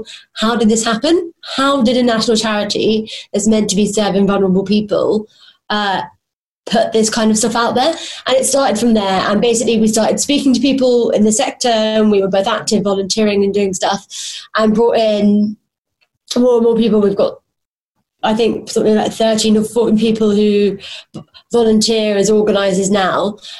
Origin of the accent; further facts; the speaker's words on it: Hounslow, London, United Kingdom; I sound pretty posh, but I'm actually from Hounslow. If you've ever been there, you know it is not very nice.